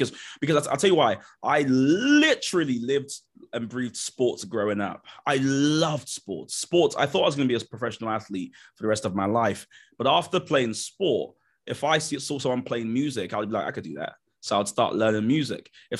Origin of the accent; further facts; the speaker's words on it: Nigeria; And part of it has been being Nigerian. The typical Nigerian experience is you'd come home with like a 84, and my mum would kind of go, well done, but where's the other 16?